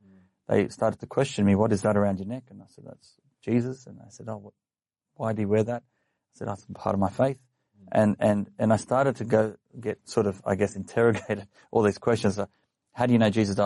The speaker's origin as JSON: {"language": "English", "town": "Sydney", "region": "New South Wales", "country": "Australia", "tie": "born or raised there", "said": "I was born in Canterbury Hospital"}